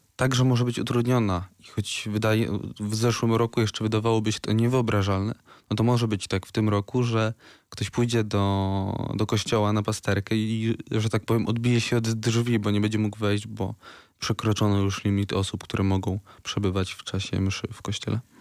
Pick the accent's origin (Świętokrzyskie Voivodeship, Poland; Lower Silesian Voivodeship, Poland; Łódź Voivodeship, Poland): Lower Silesian Voivodeship, Poland; Wrocław; u nas we Wrocławiu